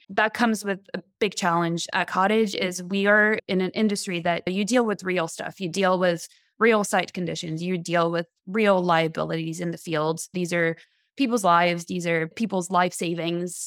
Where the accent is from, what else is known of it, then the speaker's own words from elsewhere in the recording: France; moved away as an adult; also born or lived in Montreal, Canada; now in San Francisco, United States; I'm from France. I moved to Canada, Montreal, f, when I was eighteen to go to school.